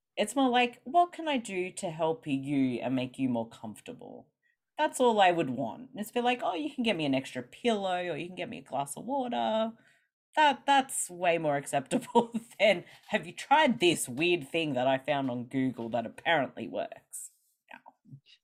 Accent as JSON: {"language": "English", "country": "Australia", "accent": "Australian", "said": "I'm from Australia, which maybe people can hear from my accent"}